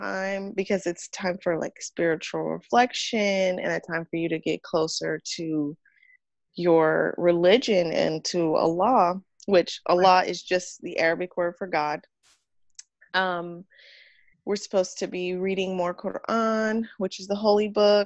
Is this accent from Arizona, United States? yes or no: no; California, United States; moved away as an adult; also born or lived in San Francisco Bay Area; now in Houston, United States; I was born a Muslim in America, in California.